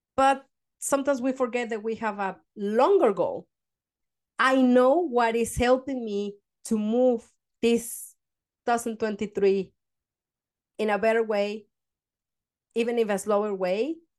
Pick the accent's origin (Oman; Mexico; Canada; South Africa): Mexico; now in Denmark; I come from Mexico